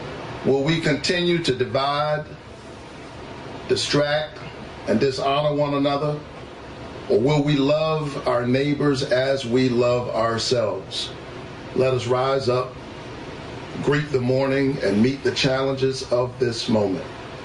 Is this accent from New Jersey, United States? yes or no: no; Savannah, Georgia, United States; My roots are planted deeply in Georgia soil. A child who grew up in the Caton Homes housing projects of Savannah, Georgia. Number 11 out of 12 children.